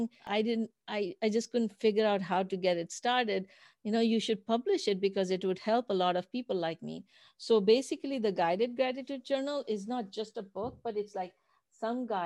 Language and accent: English; Pakistan; moved away; I grew up in Pakistan